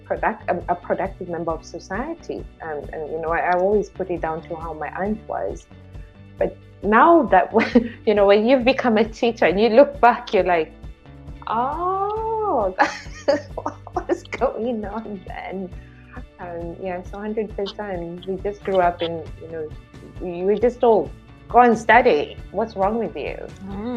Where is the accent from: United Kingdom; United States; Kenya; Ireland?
Kenya; moved away; I grew up in Kenya, in Africa